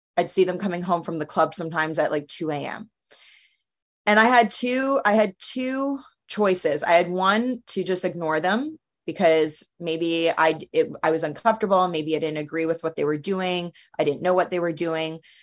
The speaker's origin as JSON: {"language": "English", "country": "Canada", "also_born_or_lived": "United States", "moved": "yes", "said": "being in Canada as a Canadian, but living in the United States"}